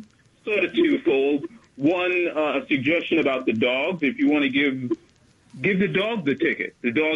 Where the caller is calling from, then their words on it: Manhattan, New York, United States; …. Manhattan, 218.